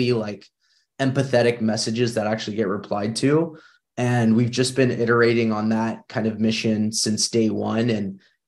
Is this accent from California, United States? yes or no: yes; Northern California, United States; I grew up in Northern California